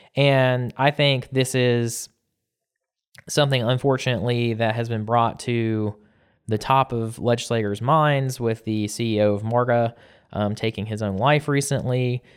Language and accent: English; South Georgia, United States; growing up in South Georgia